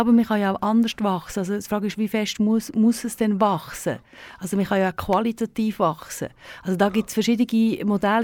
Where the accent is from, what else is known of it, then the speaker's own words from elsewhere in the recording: Thalheim, Aargau, Switzerland; Das ist also ein Schussdorf äh, da am Fuß der Staffelegg. Ja. Ähm, dort bin ich ähm, aufgewachsen